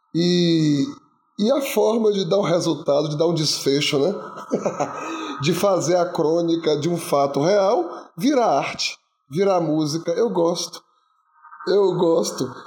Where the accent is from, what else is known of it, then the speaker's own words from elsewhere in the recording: Jequié, Bahia, Brazil; as minhas histórias vêm de Jequié, do interior da Bahia, onde eu nasci